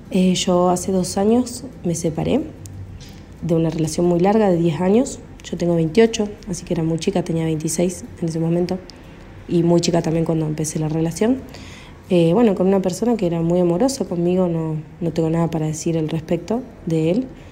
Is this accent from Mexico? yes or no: no; Córdoba, Argentina; soy de Córdoba, Argentina